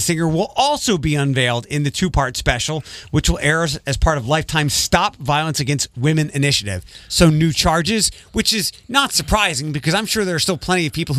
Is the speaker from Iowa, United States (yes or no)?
no; Maumee, Ohio, United States; born or raised there